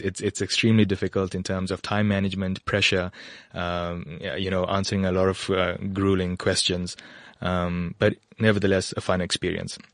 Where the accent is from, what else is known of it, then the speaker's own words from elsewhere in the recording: KwaZulu-Natal, South Africa; moved away as an adult; also born or lived in Western Cape / Ermelo, Mpumalanga / Gauteng; now in Bedfordview, South Africa; I grew up in KwaZulu-Natal